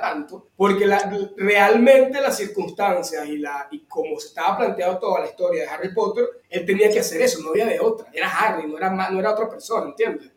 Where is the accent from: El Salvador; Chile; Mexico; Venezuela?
Venezuela; Nosotros somos tres sociólogos venezolanos